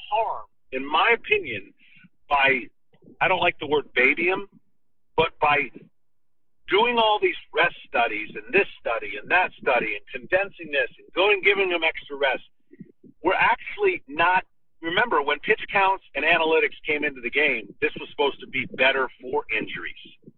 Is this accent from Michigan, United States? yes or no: yes; Lansing, Michigan, United States; I grew up in Michigan